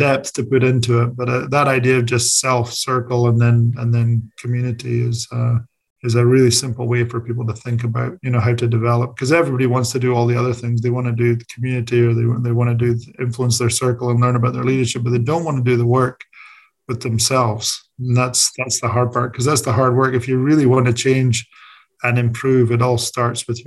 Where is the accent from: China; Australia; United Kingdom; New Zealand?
United Kingdom; Scotland; moved away; As a Scottish person